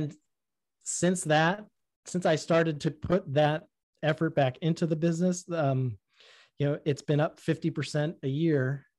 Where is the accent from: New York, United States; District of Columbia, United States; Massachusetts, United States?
Massachusetts, United States; Boston; accent: Boston; Yeah. If you grow up in Boston and you really listen to how your friends speak, if you have half a brain, you're going to learn how not to speak like that.